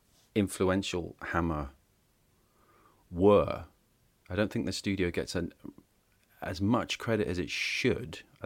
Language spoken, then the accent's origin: English; United Kingdom; Because I'm British.